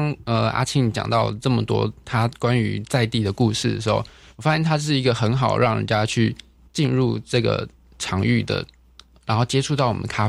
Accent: Chiayi, Taiwan; moved away as an adult; now in Kaohsiung, Taiwan; 呃，我是我是嘉义出生，呃， {S1} 嗯嗯嗯 {S3} 嘉义人这样子。我爸爸是嘉义人，然后我妈妈是屏东人。可是我是这七八年来到高雄

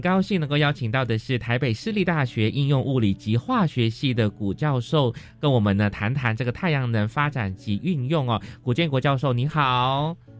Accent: Malaysia; moved away; 因为我是马来西亚人嘛，那在马来西亚卫视道，其实我们的太阳是很充足的

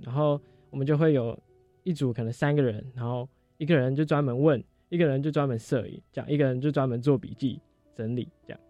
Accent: Yilan County, Taiwan; 我是中华科技大学现在大三建筑系的同学，来自宜兰， 那个土生土长的宜兰

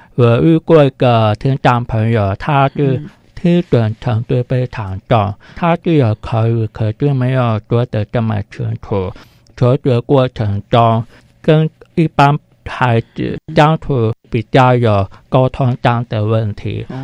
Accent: Taipei, Taiwan; also born or lived in Keelung; 我们就全家搬到台北，嗯。在台北市川水家附近。所以我国小一年级到三年级读台北市川水家

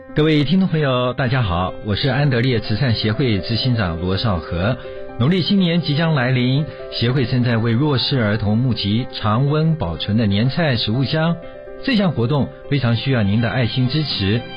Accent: Taitung County, Taiwan; 我是来自台东的

